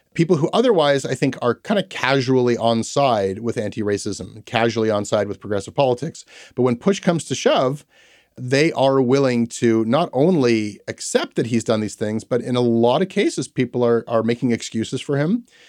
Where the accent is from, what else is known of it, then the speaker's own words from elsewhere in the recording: Toronto, Ontario, Canada; growing up in Toronto